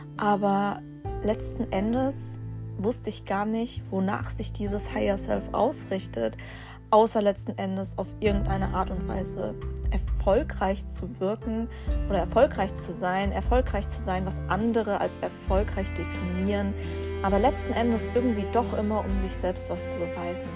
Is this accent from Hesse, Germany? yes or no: yes; near Frankfurt, Hesse, Germany; moved away as an adult; now in Bremen, Germany; Ich bin aber aufgewachsen in der Nähe von Frankfurt